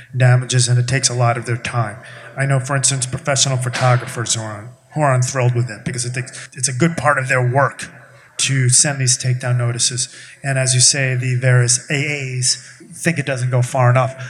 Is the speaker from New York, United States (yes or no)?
yes; New York, United States; I'm from New York